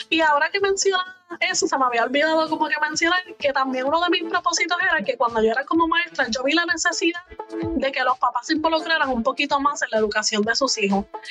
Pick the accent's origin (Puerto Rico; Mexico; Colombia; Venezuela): Puerto Rico; moved away as an adult; now in United States; yo sí soy de Puerto Rico, pero me mudé hace dos años aquí a Estados Unidos